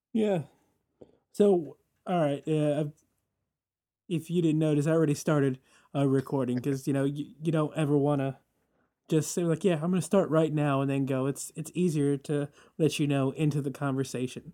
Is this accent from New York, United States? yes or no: yes; New York City, New York, United States; as a New Yorker